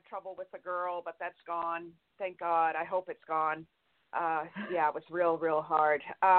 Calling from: California, United States; This is … from California.

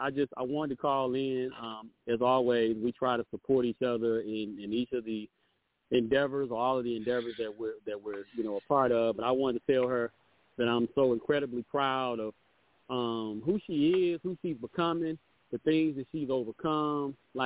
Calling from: Atlanta, Georgia, United States; I'm calling from Atlanta, Georgia.

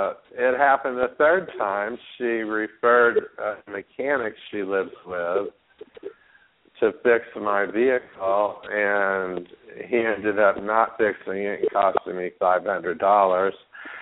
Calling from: Palm Springs, California, United States; in Palm Springs.

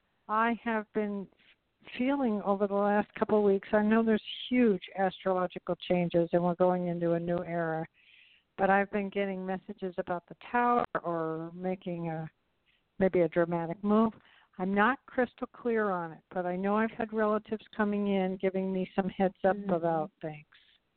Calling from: Tucson, Arizona, United States

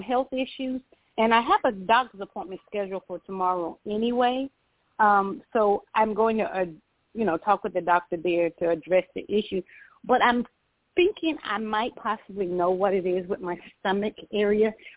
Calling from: Georgia, United States; I'm calling from Georgia

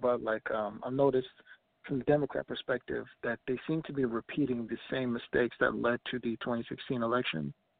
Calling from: Minneapolis, Minnesota, United States; from Minneapolis.

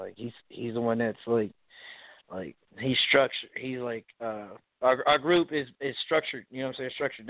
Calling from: San Antonio, Texas, United States; I'm calling from San Antonio, Texas.

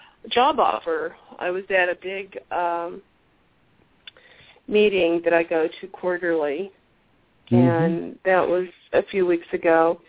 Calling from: Tucson, Arizona, United States; Tucson, Arizona.

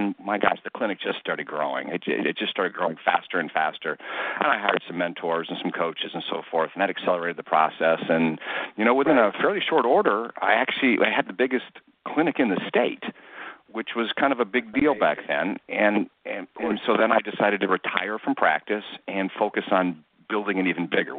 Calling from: Avon, Ohio, United States; I'm calling from just outside of Cleveland in a city called Avon, Ohio, on the banks of the beautiful Great Lake Erie.

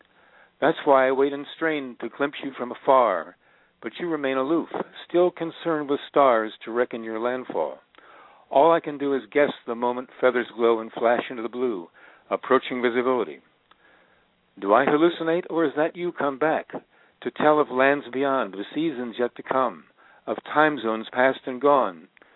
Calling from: Northridge, California, United States

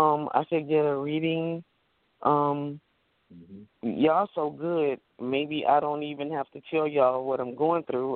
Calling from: North Las Vegas, Nevada, United States; also born or lived in Illinois; I'm calling from North Las Vegas.

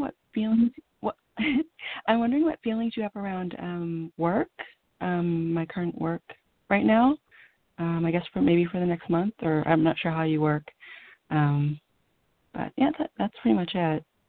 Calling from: California, United States; I'm calling from California

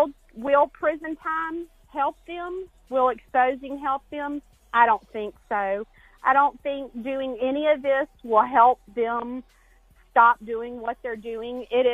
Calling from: Alabama, United States; I'm calling in from Alabama

